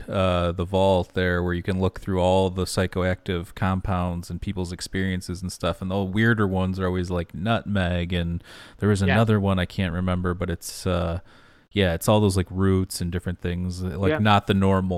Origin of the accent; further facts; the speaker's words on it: Grosse Pointe, Michigan, United States; Well, we're from Grosse Pointe, which is a city outside of Detroit.